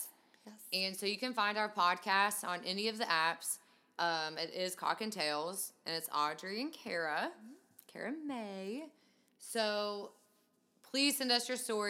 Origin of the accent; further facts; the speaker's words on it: Kentucky, United States; I'm from Kentucky